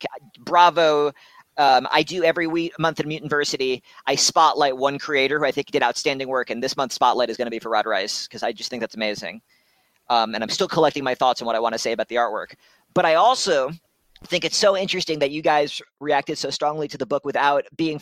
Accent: New York, United States; now in Ohio, United States; I grew up in New York and I live in Ohio now.

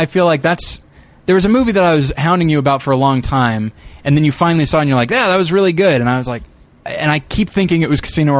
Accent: United States; I, as an American

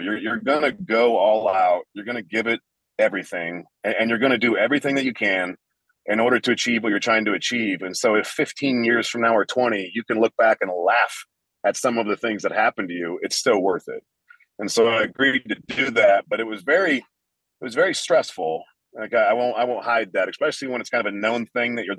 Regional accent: Central Illinois, United States; moved away as an adult; now in Las Vegas, United States; I mainly live in Las Vegas because I am from Central Illinois

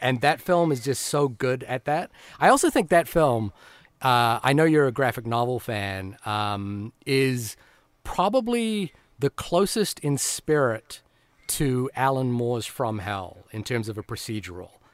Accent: New Zealand; as a New Zealander

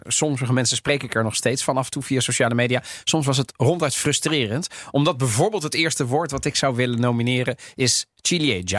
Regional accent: Netherlands; also born or lived in Sardinia (family origin); Ik ben opgegroeid in Nederland

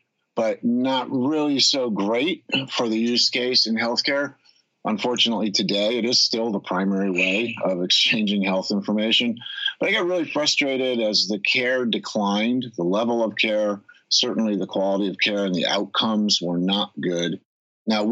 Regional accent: Connecticut, United States; now in West Coast, United States; where I grew up in Connecticut

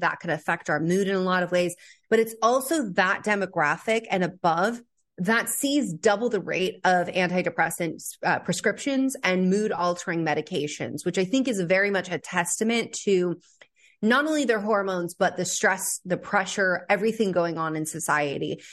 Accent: California, United States; I grew up in California

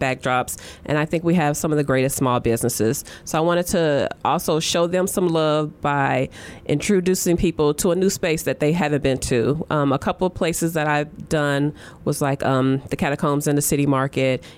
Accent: East Chicago, Indiana, United States; I grew up in East Chicago, Indiana, which is Northwest Indiana

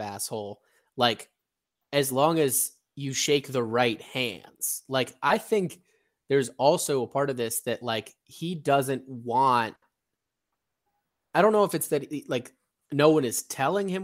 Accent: Northeast, United States; now in Washington, D.C., United States; I grew up in the Northeast. I live in DC now.

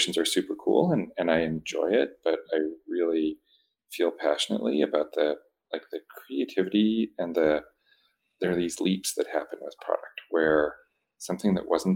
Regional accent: New Brunswick, Canada; moved away; I grew up in New Brunswick in Canada

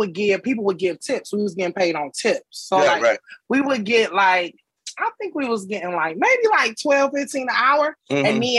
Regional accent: Detroit, Michigan, United States; also born or lived in Florida; now in Brooklyn, United States; I moved here from Florida, but I'm originally from Detroit. Born and raised in Detroit.

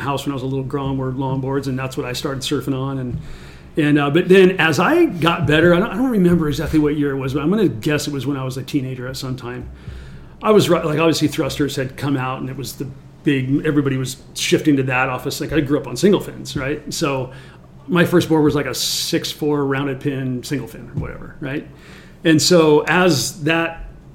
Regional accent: Huntington Beach, California, United States; also born or lived in Harbor City / Encinitas; I was born and raised in Huntington

